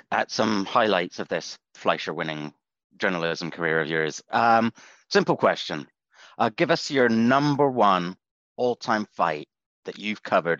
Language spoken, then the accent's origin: English; England, United Kingdom; I grew up in England